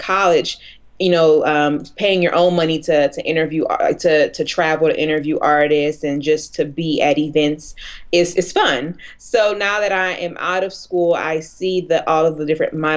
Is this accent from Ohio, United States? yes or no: no; New Orleans, Louisiana, United States; also born or lived in Chicago / Washington, D.C.; now in Los Angeles, United States; I'm from New Orleans, lived in Chicago and DC